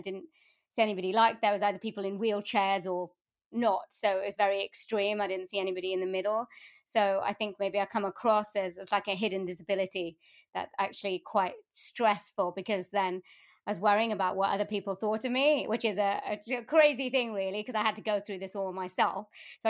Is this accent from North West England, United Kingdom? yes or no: no; Wales, United Kingdom; I mean, I was born in South Wales, and my family are from India.